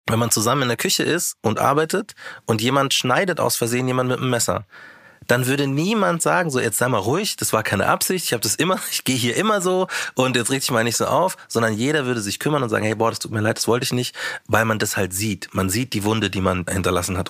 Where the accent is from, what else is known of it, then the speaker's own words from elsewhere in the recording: Munich, Bavaria, Germany; ich bin ja Münchner